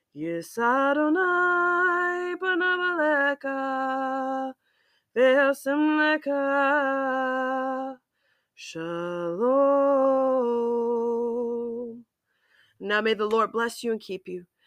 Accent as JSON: {"language": "English", "region": "Massachusetts", "country": "United States", "also_born_or_lived": "Hawaii", "moved": "yes", "said": "Being from Massachusetts"}